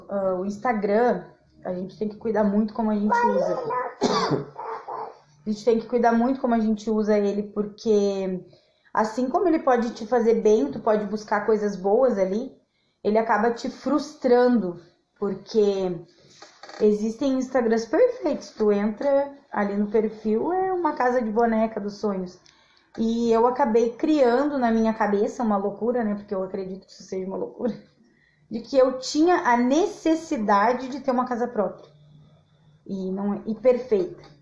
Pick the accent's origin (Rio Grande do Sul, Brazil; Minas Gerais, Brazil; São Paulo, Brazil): Rio Grande do Sul, Brazil; Sapucaia do Sul; also born or lived in Chapecó; eu passei metade da minha infância em Chapecó e metade da minha infância em Sapucaia. Pra quem não sabe, eu sou natural de Sapucaia do Sul.